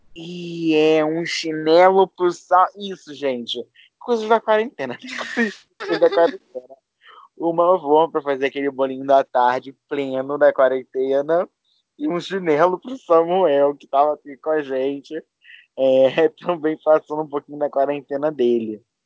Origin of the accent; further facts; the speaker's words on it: Rio de Janeiro, Brazil; somos do Rio é, da parte pobre, tá, amor? A gente não é da Zona Sul, nem da Barra